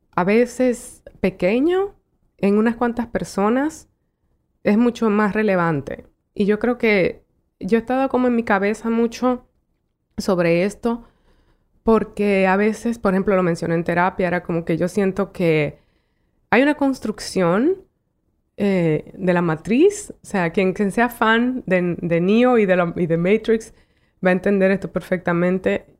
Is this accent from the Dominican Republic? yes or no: yes; Dominican Republic; moved away as an adult; also born or lived in New York, United States; yo como mujer dominicana